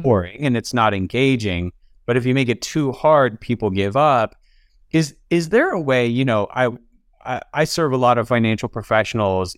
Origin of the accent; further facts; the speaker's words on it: Alabama, United States; also born or lived in Atlanta; I'm from Alabama.